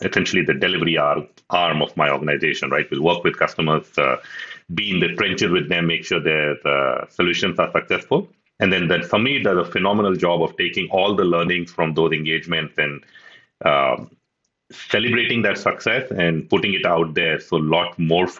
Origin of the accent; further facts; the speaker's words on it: Pune, Maharashtra, India; moved away as an adult; also born or lived in Uttarakhand; now in Seattle, United States; I grew up in Pune as well